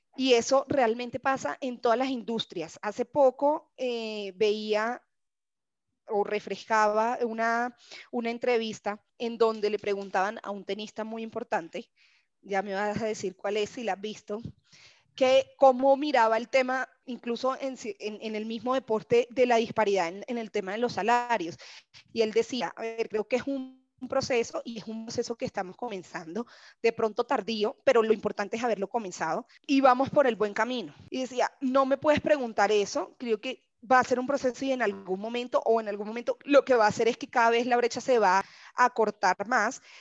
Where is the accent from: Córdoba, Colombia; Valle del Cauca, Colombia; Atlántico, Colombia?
Atlántico, Colombia; Barranquilla; soy de Barranquilla, mi familia claramente es toda hincha del junior